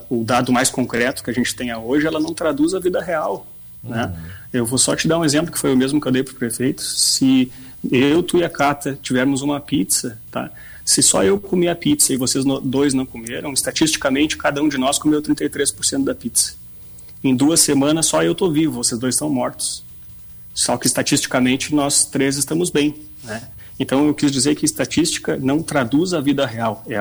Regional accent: Bagé, Rio Grande do Sul, Brazil; now in Rio Grande, Brazil; O Rajão sabe que eu sou de Bagé, né? Eu moro em Rio Grande desde 2004.

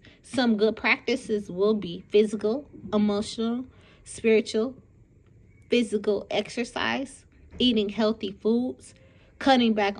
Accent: Detroit, Michigan, United States; I'm from Detroit, Michigan, born and raised

